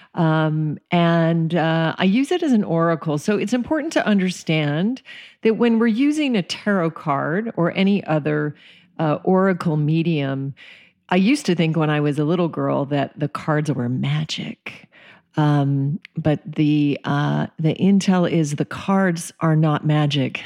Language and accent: English; Colorado, United States; also born or lived in Alaska; I was raised in Colorado and Alaska, um, spent most of my childhood in the forests